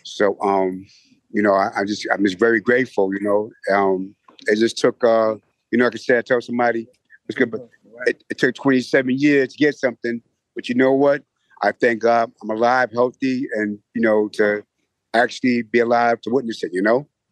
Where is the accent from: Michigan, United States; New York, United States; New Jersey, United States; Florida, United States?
New York, United States; New York City; Growing up in the Hollis area